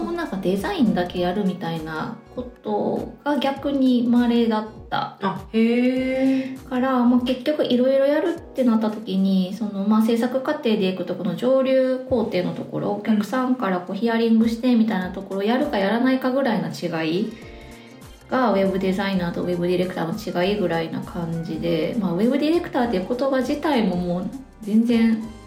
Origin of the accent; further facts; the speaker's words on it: Osaka, Japan; accent: Kansai dialect (Osaka-ben); moved away as an adult; now in Sapporo, Japan; 出社は大阪です